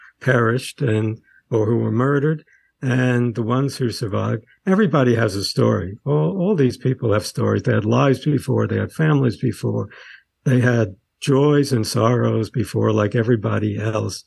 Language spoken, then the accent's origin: English; New York City, New York, United States; also born or lived in Sweden / Brighton Beach, Brooklyn; I grew up in Coney Island after we came from Sweden